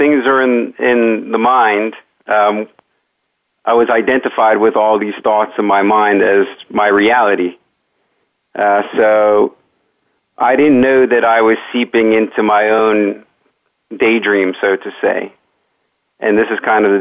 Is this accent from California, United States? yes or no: no; Great Neck, New York, United States; I grew up in Great Neck, New York